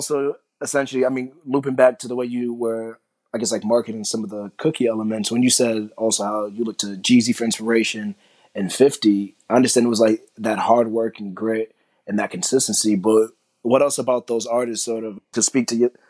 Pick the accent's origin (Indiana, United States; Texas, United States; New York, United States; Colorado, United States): New York, United States; New York City; I'm from Brooklyn, you know, I'm from New York.